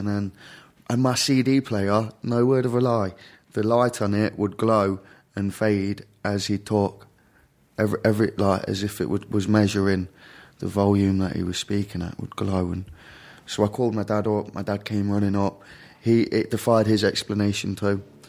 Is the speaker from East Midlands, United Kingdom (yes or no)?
yes; Derby, East Midlands, United Kingdom; The UK, the very central regions of the UK, a place called Derby.